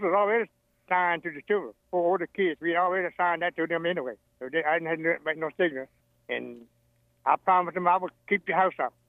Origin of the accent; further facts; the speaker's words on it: Sunnybank, Virginia, United States; born and raised in Sunnybank, Virginia